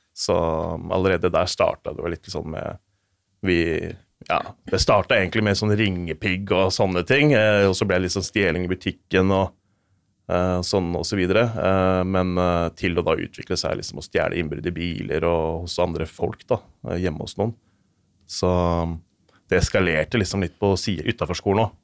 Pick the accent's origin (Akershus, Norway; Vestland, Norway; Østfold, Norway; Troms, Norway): Akershus, Norway; Asker; jeg er født og oppvokst i Asker